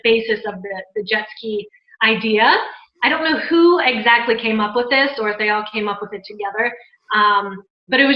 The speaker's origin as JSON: {"language": "English", "region": "Maryland", "country": "United States", "also_born_or_lived": "New Orleans", "moved": "yes", "lives_now": "Tampa, United States", "said": "I'm from Maryland"}